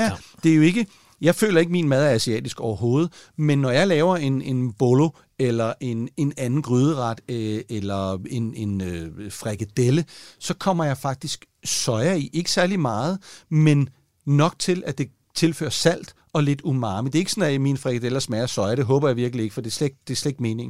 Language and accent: Danish; Denmark